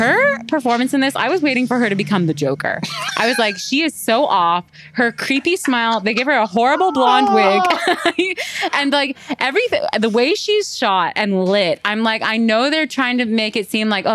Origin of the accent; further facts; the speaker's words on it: Canada; We're Canadian